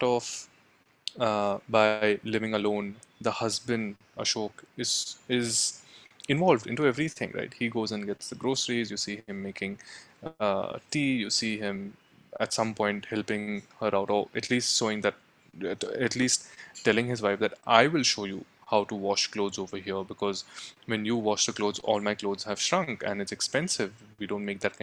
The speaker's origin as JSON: {"language": "English", "country": "India", "tie": "born or raised there", "said": "both my wife and I are constantly battling, that we've grown up in India in comfort, in privilege."}